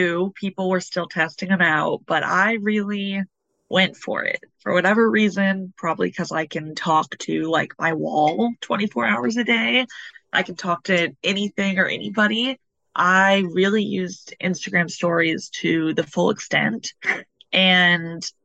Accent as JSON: {"language": "English", "town": "Louisville", "region": "Kentucky", "country": "United States", "also_born_or_lived": "Brooklyn, New York City", "moved": "as an adult", "lives_now": "New York City, United States", "said": "I'm originally from Louisville, Kentucky, which is the land of bourbon"}